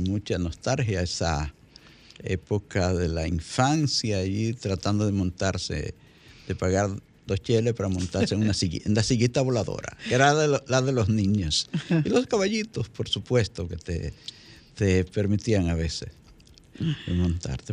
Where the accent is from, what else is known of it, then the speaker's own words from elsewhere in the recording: La Vega, Dominican Republic; allá en mi provincia, La Vega